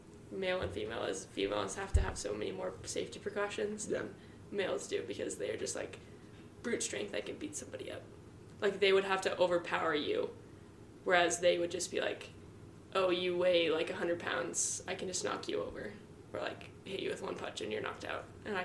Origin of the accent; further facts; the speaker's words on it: Atchison, Kansas, United States; where my hometown is like a safe neighborhood, safe area.